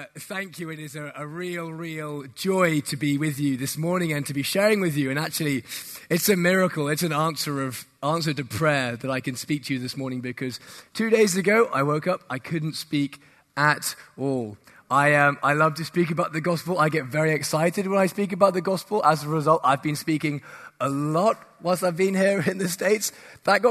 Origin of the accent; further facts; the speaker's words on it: England, United Kingdom; also born or lived in Woolwich, London; I'm from England, where it's very cloudy, very rainy